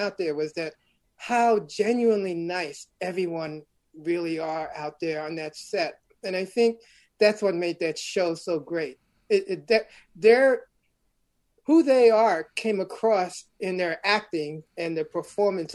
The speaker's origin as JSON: {"language": "English", "town": "New York City", "region": "New York", "country": "United States", "tie": "born or raised there", "said": "I'm originally from Brooklyn, New York, born in Bedford-Stuyvesant"}